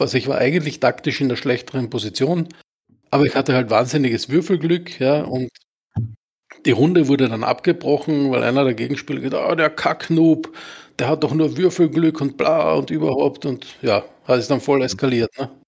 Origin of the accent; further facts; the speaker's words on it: Austria; bei uns in Österreich